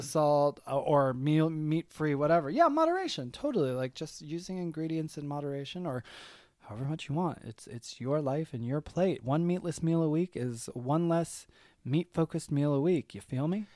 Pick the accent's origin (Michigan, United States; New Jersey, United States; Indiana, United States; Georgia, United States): Michigan, United States; also born or lived in New York; now in Atlanta, United States; I'm from Michigan originally